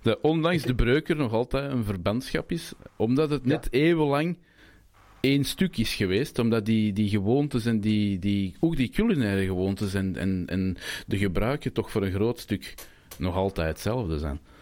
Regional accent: Brabant, Belgium; accent: Brabants; het Brabants dat we praten in, Antwerpen

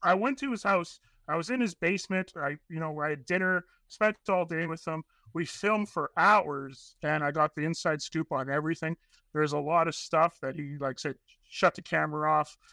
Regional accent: Northern Canada, Canada; born and raised in Northern Canada.

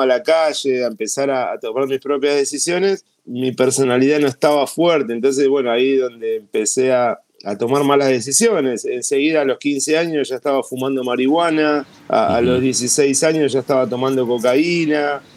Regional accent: Argentina; soy argentino

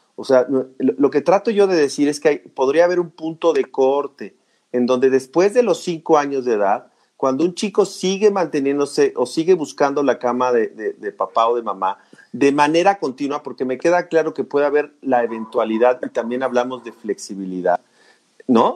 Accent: Mexico; todos somos mexicanos

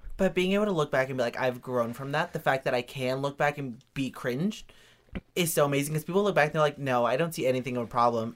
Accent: Reno, Nevada, United States; I grew up in Reno, Nevada.

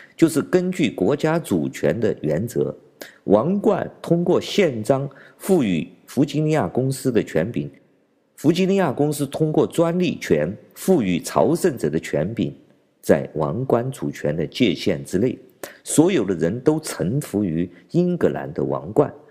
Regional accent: China; 我们中国人

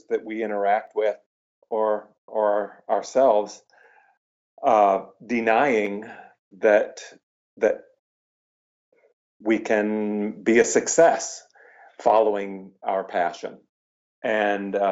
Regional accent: Iowa, United States; moved away as an adult; also born or lived in Aurora, Illinois; I moved everything back to my hometown in Iowa

